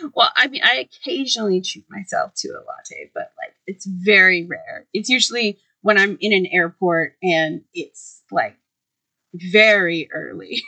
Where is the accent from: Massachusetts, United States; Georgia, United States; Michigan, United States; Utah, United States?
Massachusetts, United States; Boston; also born or lived in Cambridge, Massachusetts; I was born in Boston